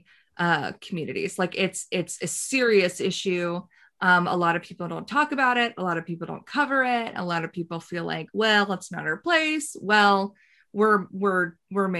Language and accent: English; the rural South, United States; I also grew up in the rural South